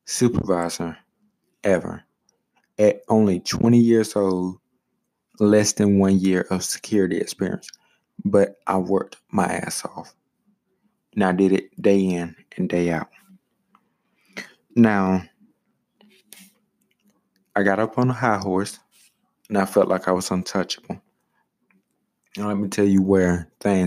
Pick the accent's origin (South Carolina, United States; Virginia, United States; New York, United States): South Carolina, United States; my home state